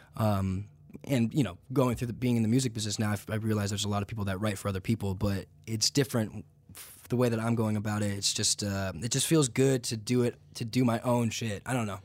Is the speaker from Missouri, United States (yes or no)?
no; Santa Clarita, California, United States; also born or lived in Santa Monica / Atlanta; I was born in Santa Monica. I grew up just north in Santa Clarita